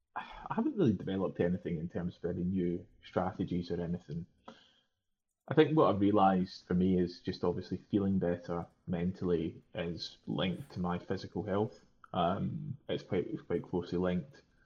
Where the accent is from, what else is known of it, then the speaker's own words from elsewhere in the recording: Scotland, United Kingdom; Being Scottish